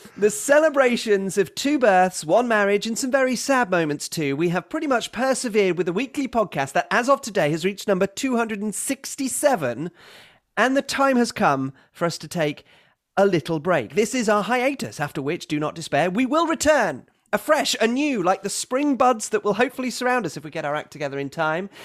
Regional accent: Wisconsin, United States; growing up in Wisconsin and idolizing Brett Favre

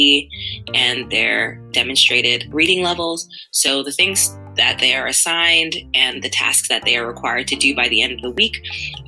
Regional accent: New York City, New York, United States; now in Providence, United States; I'm originally from Queens, New York, and from a predominantly immigrant and low-income neighborhood of Jamaica, Queens. And having grown up there

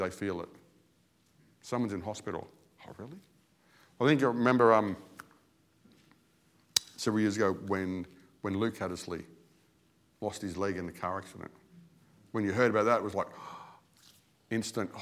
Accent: Australia; As an Australian

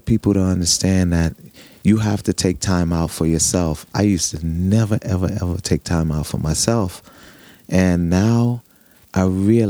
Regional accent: New York City, New York, United States; All my life. I grew up in Harlem. Not only grew up in Harlem, but I was born in Harlem Hospital.

